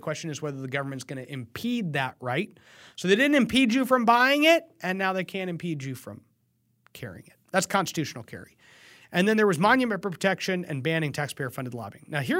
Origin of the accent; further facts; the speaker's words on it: Texas, United States; You're thinking, man, I'm a Texan. Shouldn't I have the same gun rights as a Vermontian?